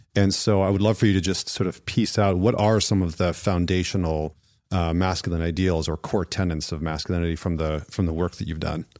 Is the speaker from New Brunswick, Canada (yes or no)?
no; Northern Alberta, Canada; I grew up in Northern Alberta in Canada